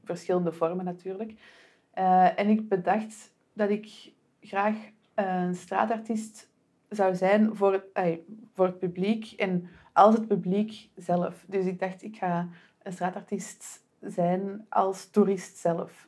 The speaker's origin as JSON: {"language": "Dutch", "town": "Antwerp", "region": "Flanders", "country": "Belgium", "said": "aangezien ik zelf van Antwerpen ben"}